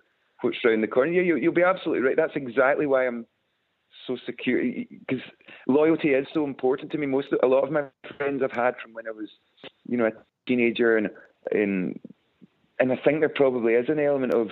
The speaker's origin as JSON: {"language": "English", "region": "West Coast of Scotland", "country": "United Kingdom", "said": "we're from the West Coast of Scotland."}